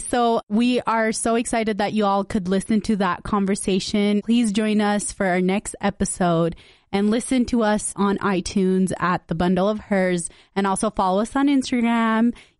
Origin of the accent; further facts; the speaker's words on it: West Valley City, Utah, United States; And I'm just really happy we both went to Granger. We're from West Valley. We're always representing.